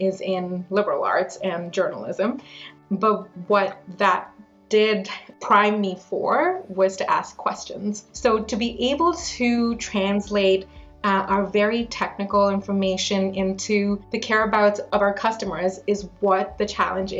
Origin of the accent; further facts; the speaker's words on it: New Delhi, Delhi, India; now in London, Canada; I've been living in Canada for the past 20 years, but I grew up in New Delhi in India, and my family moved here to London, Ontario 20 years ago this year.